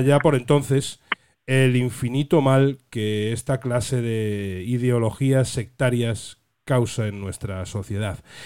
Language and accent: Spanish; Ferrol, Galicia, Spain; yo soy oriundo de El Ferrol